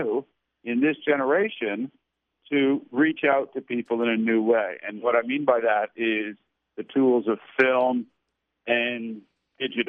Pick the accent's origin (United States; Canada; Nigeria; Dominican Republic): Canada; I grew up in Canada